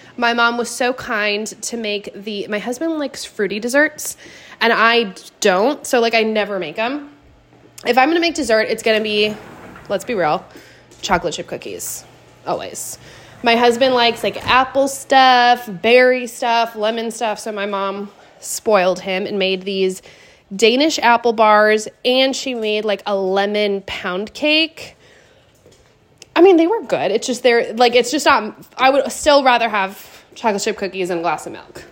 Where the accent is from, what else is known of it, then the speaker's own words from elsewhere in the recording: Pacific Northwest, United States; moved away; we are both from the Pacific Northwest